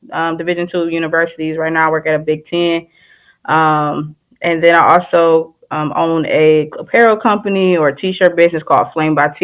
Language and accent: English; Detroit, Michigan, United States; I'm from Detroit, the West Side